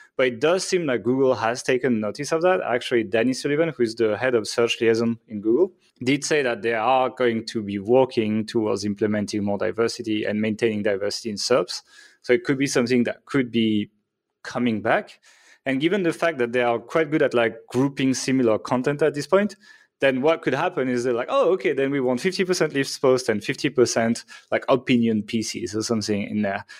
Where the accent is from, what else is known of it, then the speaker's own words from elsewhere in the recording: France; I'm from France